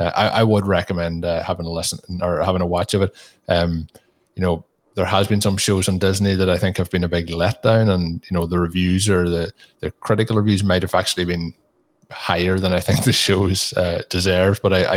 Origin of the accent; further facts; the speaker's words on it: Ireland; me being an Irish person, there's quite strong Irish accents in it